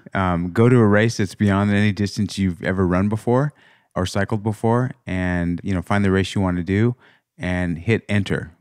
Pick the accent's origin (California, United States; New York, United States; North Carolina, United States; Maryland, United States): California, United States; Los Angeles; we grew up in L